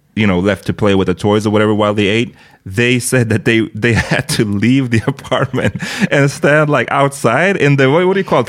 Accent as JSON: {"language": "English", "country": "Sweden", "tie": "born or raised there", "said": "I'm born in Sweden."}